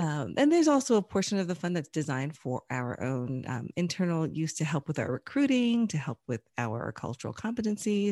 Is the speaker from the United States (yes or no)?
yes; United States; also born or lived in Chicagoland; now in Chicago, United States; I was born here in the U S. I grew up mainly outside of Washington, D C, but I've lived here in Chicagoland for probably more than twenty years now in total